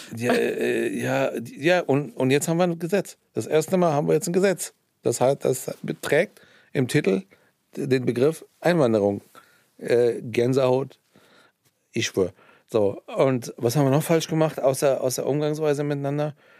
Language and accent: German; Iran; also born or lived in Hesse, Germany; now in Germany; ich bin ja im Iran aufgewachsen